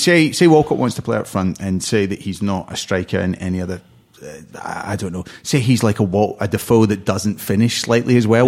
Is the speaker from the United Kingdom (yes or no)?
yes; Cornwall, South West England, United Kingdom; I grew up in Cornwall.